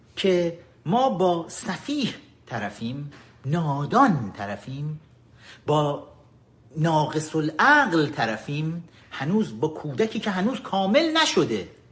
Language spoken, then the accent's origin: Persian; Iran; ما ایرانی ها ما ایرانی ها با تمام تاریخمون